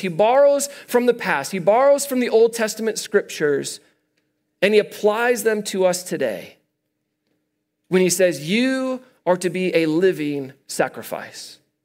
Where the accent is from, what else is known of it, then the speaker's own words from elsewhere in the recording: Midwest, United States; now in Colorado, United States; I'm from the Midwest